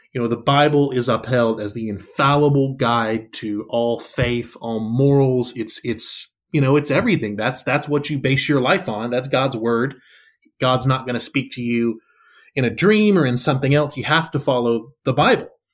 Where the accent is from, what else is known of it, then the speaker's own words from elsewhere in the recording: the South, United States; I'm, I'm from the South, and so obviously there's, there's a certain amount of Christianity that just kinda seeps